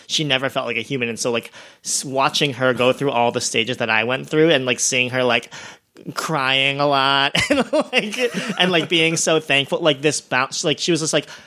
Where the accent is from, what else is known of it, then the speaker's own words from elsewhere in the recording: Ohio, United States; moved away as an adult; also born or lived in New York; now in Los Angeles, United States; I grew up in Ohio